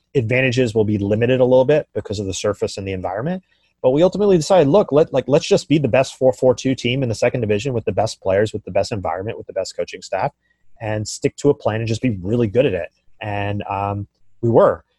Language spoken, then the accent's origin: English; Silicon Valley, California, United States; I come from Silicon Valley and here in, in, in San Francisco